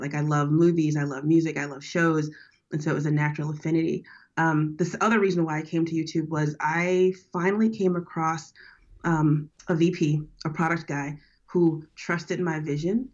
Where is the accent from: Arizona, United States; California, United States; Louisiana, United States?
Louisiana, United States; New Orleans; now in San Francisco, United States; I'm from down south. I'm from born and raised in New Orleans.